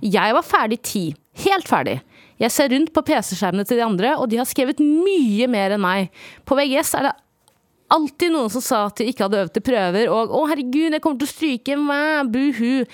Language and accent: Norwegian; Stokke, Vestfold, Norway; jeg er fra Stokke